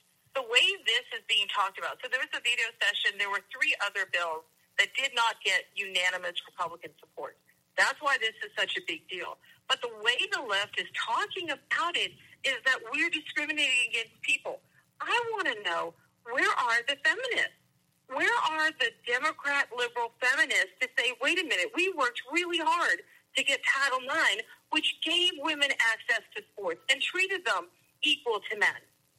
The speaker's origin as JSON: {"language": "English", "country": "United States", "said": "I'm an American."}